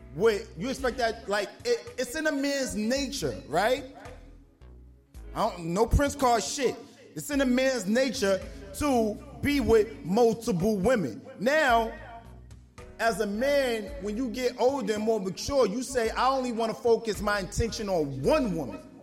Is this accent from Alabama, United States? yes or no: no; New York, United States; I'm from New York